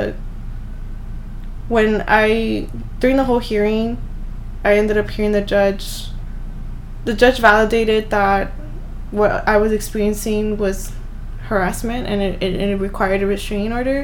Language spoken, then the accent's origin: English; Los Angeles, California, United States; I'm from South Central, we're from South Central